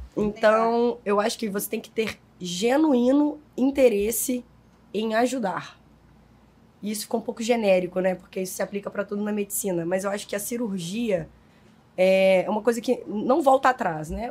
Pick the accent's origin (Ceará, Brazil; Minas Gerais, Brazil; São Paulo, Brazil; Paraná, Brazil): Minas Gerais, Brazil; also born or lived in Belo Horizonte; now in Rio de Janeiro, Brazil; como um bom mineiro que sou